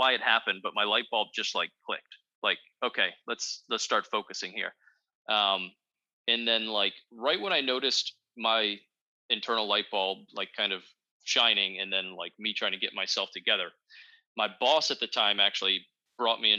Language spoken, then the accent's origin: English; Northern Virginia, United States; I'm from the Northern Virginia area